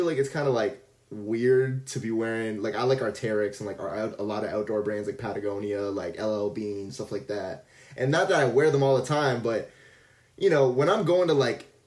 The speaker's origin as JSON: {"language": "English", "town": "Vaughan", "region": "Ontario", "country": "Canada", "said": "I'm not from Toronto, but I guess Vaughan"}